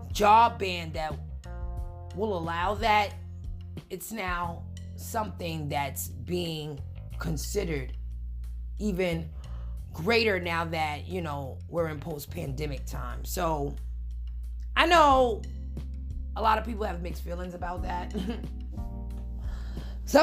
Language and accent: English; New York City, New York, United States; I'm from New York